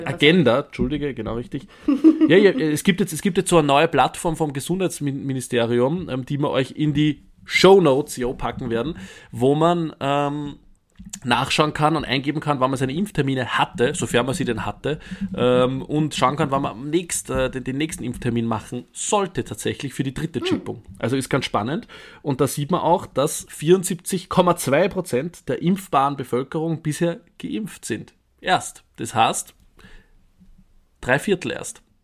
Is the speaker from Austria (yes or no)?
yes; Upper Austria, Austria; moved away; weil ich mich aus Oberösterreich melde, meinem Heimatbundesland.